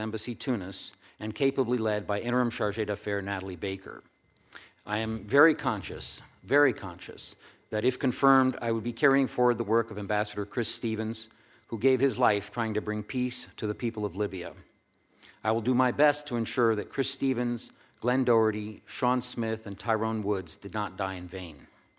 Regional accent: Rabat, Rabat-Salé-Kénitra, Morocco; born there; I was born in North Africa, in Rabat, my father's first Foreign Service post.

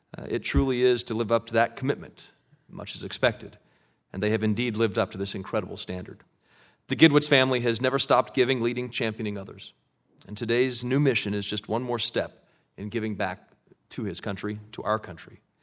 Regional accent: Colorado, United States; born or raised there

